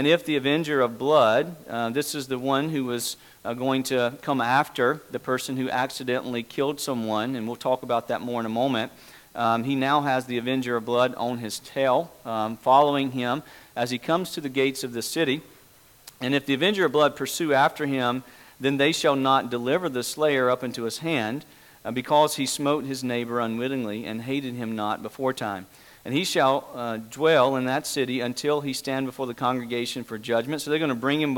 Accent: East Coast, United States; also born or lived in Mojave Desert, California; now in Washington, United States; we're originally from the East Coast

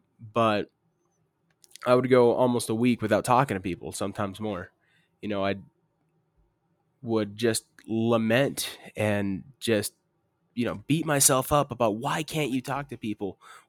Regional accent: Arizona, United States; I'm from Arizona.

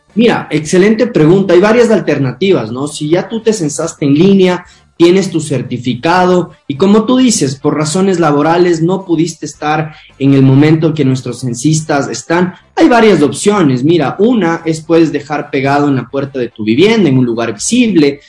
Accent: Ecuador; nuestro país

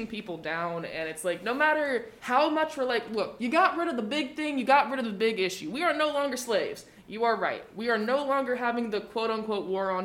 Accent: the South, United States; I'm from the South. I'm not from the Florida South.

